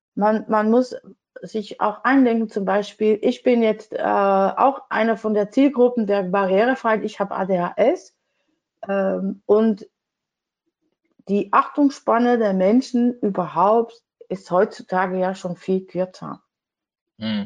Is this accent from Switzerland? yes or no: no; Netherlands; German is a second language; als Holländerin finde ich nicht immer so schnell die richtigen Wörter